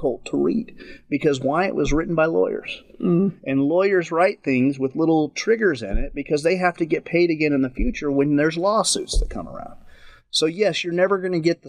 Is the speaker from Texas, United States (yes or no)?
yes; West Texas, United States; I grew up in West Texas